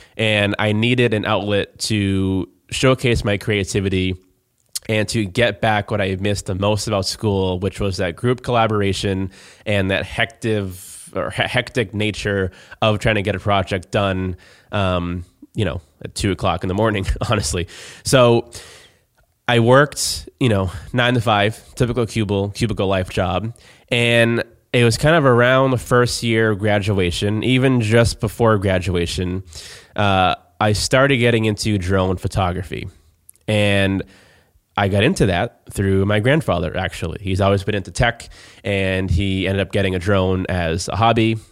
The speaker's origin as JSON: {"language": "English", "town": "Plymouth", "region": "Massachusetts", "country": "United States", "said": "I am from Plymouth"}